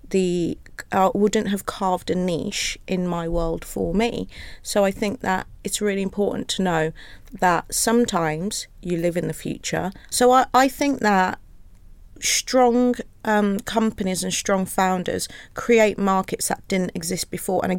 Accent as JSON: {"language": "English", "town": "Wolverhampton", "region": "West Midlands", "country": "United Kingdom", "said": "it was quite interesting because I have got a coarser accent. I'm from Wolverhampton compared to my family because I went Wolverhampton."}